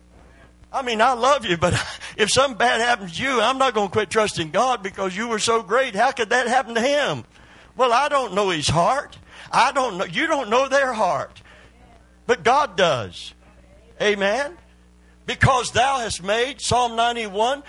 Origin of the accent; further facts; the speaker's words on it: Kentucky, United States; I'm from Kentucky